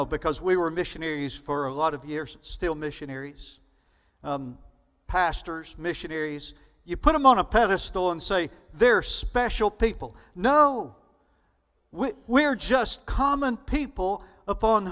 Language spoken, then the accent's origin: English; Alabama, United States; accent: Alabama; Southern; my Alabama accent